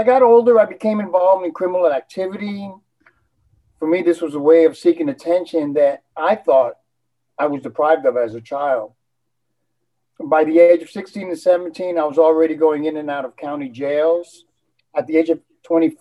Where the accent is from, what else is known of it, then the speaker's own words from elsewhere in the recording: New York City, New York, United States; also born or lived in Puerto Rico; I was born in Puerto Rico, and I moved to New York City when I was 2